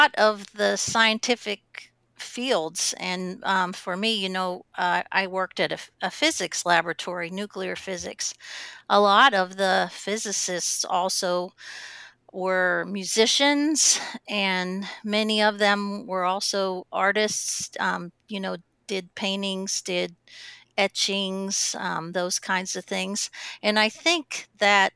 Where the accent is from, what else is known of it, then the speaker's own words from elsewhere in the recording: Pittsburgh, Pennsylvania, United States; I grew up in Pittsburgh